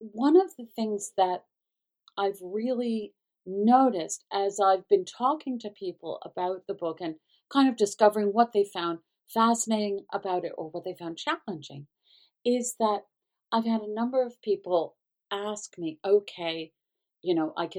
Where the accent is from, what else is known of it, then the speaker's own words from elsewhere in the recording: the South, United States; as a Southerner